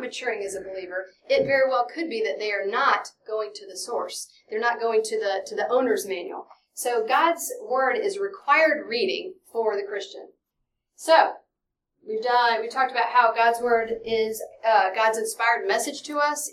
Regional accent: Dallas, Texas, United States; I'm from Dallas, Texas

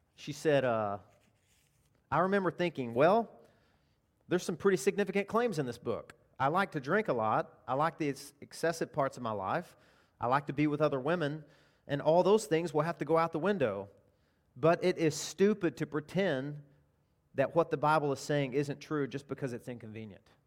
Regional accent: Arkansas, United States; I'm from Arkansas

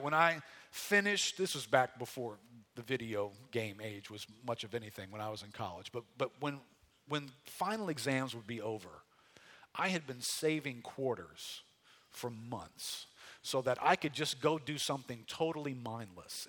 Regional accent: United States; as American Christians

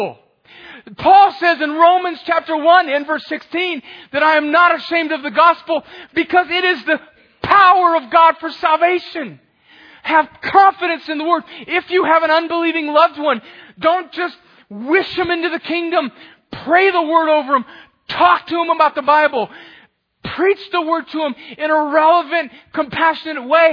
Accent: El Centro, California, United States; in my hometown of El Centro, California

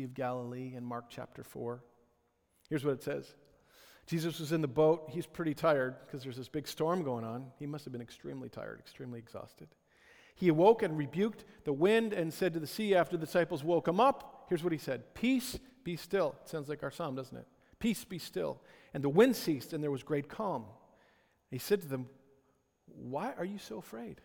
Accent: Ottawa, Ontario, Canada; I grew up in Ottawa

